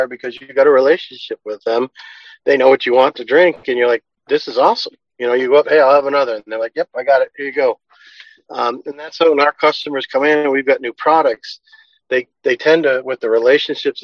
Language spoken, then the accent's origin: English; Massachusetts, United States; we're from Massachusetts, so we'd like to say Cannabar.